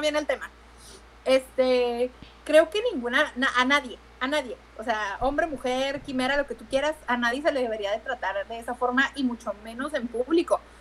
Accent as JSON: {"language": "Spanish", "town": "Tijuana", "region": "Baja California", "country": "Mexico", "said": "yo juraba que no teníamos acento en Tijuana."}